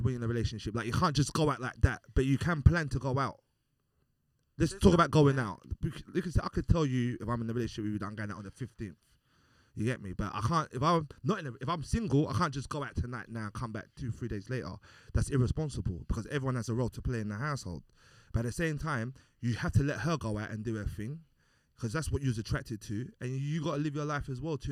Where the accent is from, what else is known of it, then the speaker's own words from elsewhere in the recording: Nigeria; I'm Nigerian.